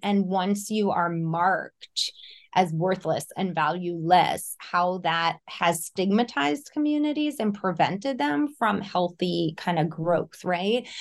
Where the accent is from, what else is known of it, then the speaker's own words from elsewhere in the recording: Elizabeth, New Jersey, United States; I grew up in North Jersey, Elizabeth, New Jersey